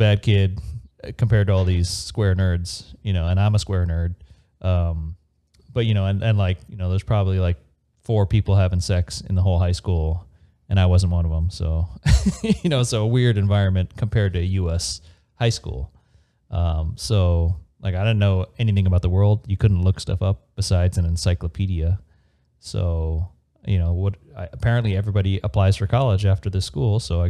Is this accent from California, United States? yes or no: yes; San Diego, California, United States; also born or lived in Arlington Heights, Illinois / Bangkok, Thailand; my mom is Vietnamese, so the minute she discovered that there are warmer places in the U.S., I got to grow up in San Diego